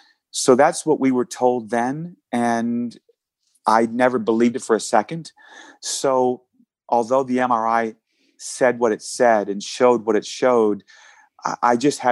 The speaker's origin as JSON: {"language": "English", "town": "New Orleans", "region": "Louisiana", "country": "United States", "tie": "born or raised there", "said": "I grew up in New Orleans"}